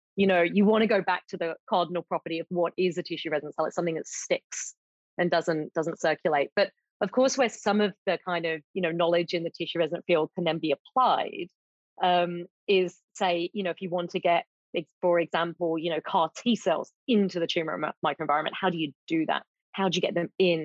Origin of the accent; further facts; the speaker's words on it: United Kingdom; moved away as an adult; now in Australia; I'm British originally